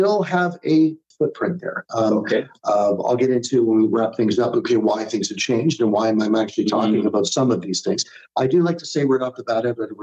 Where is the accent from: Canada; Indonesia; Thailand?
Canada; a Canadian guy